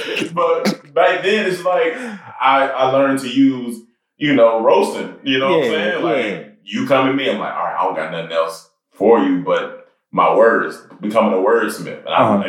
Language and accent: English; Germany; born there; also born or lived in Massachusetts / Panama / North Carolina; So I was born in Germany.